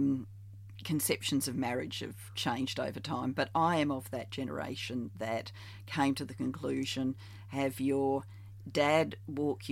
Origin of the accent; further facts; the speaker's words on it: South Australia, Australia; moved away as an adult; also born or lived in Barry, Wales / Victoria, Australia; I moved from South Australia to Victoria before the national competition